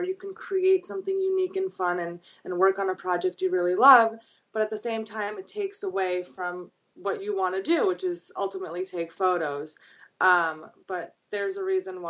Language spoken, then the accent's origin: English; New York City, New York, United States; also born or lived in Brooklyn / Long Island / Manhattan; I grew up in Queens.